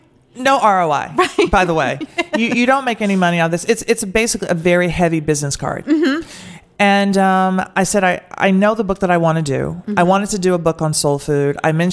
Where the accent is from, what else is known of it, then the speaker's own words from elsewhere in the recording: the South, United States; I am from the South.